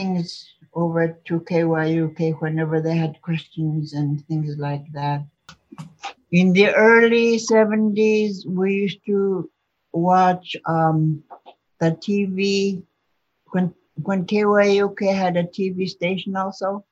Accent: Chevak, Alaska, United States; moved away; also born or lived in Bethel; I'm originally from Chivak.

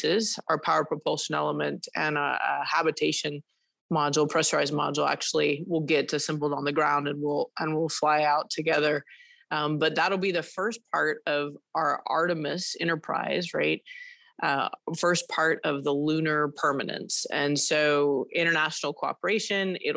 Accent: Amarillo, Texas, United States; moved away; I am from Amarillo, born and raised

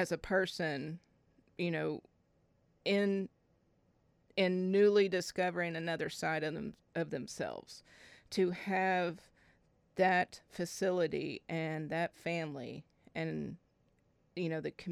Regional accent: Fort Smith, Arkansas, United States; now in Fayetteville, United States; I was raised in the River Valley in Fort Smith

